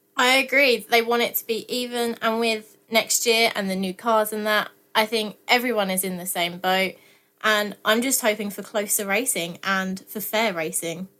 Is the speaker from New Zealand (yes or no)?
no; Essex, East of England, United Kingdom; I'm from Essex